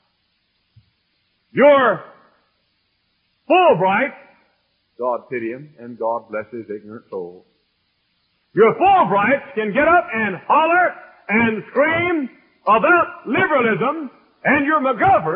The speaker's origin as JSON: {"language": "English", "country": "United States", "said": "I'm an American"}